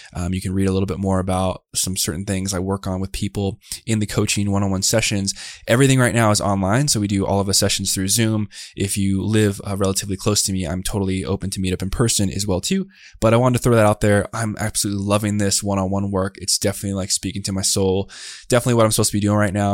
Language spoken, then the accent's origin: English; Tucson, Arizona, United States; I was born down in Tucson, Arizona, and I grew up to a single mom